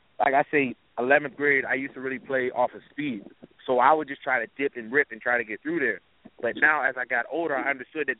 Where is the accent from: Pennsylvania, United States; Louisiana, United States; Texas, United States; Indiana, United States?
Pennsylvania, United States; Pittsburgh; moved away; originally I'm from the Pittsburgh area